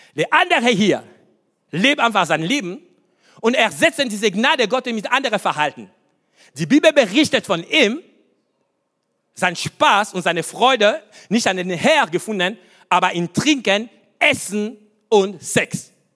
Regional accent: Kinshasa, DR Congo; German is a second language; now in Germany; meine Kindheit, was ich sage euch, Kindheit in Afrika

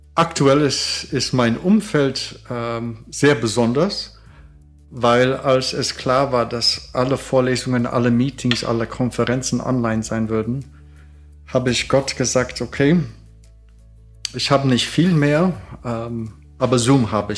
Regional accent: Canada; now in Germany; Ich bin Kanadier

